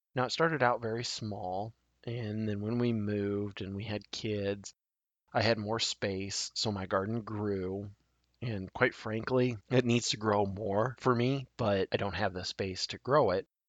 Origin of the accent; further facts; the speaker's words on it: Nebraska, United States; my home state of Nebraska